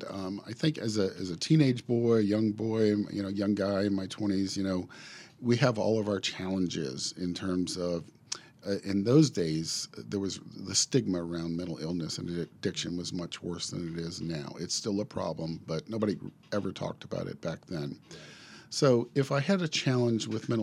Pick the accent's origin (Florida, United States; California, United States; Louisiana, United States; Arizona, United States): Louisiana, United States; New Orleans; moved away; also born or lived in Chicago; Born and raised in New Orleans